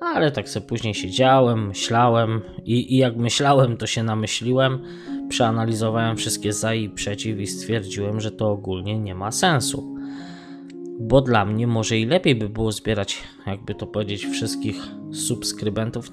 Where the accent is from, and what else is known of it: Poland; now in Sligo, Ireland